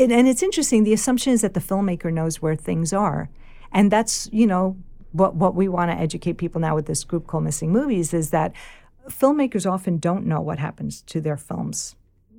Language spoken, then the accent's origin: English; New York City, New York, United States; accent: Bronx / New York; I don't know that I have a Bronx accent, like a New York accent that much